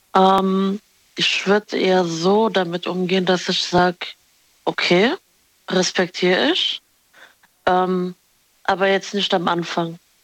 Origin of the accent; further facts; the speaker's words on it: Morocco; ich bin Marokkanerin